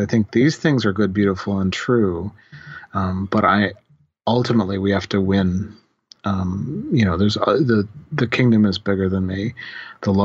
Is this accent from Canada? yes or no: yes; Canada; I'm a Canadian Christian theologian